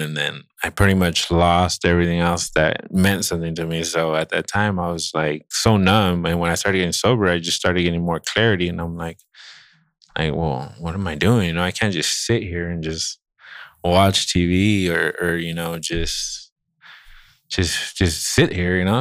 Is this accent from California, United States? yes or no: yes; Santa Barbara, California, United States; I grew up in Santa Barbara